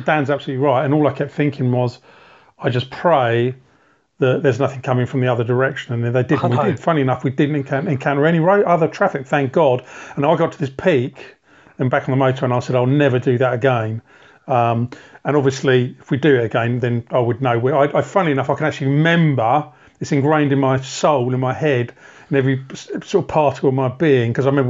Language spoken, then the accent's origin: English; United Kingdom; And as a Brit, I just didn't want, it sounds odd, I didn't want to go to a bar that was going to be full of Brits.